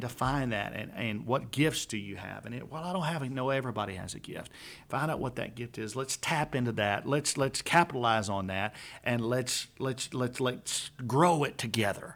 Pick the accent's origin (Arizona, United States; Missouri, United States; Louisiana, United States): Louisiana, United States; now in Conroe, United States; I'm from Louisiana